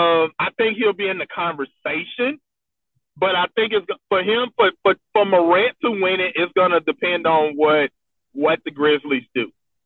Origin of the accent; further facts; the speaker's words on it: Memphis, Tennessee, United States; now in Nashville, United States; I'm from Memphis